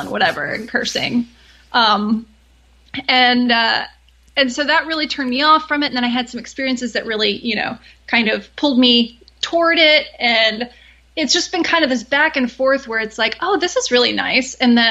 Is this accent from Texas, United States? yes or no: yes; Austin, Texas, United States; I grew up in Austin, where I still live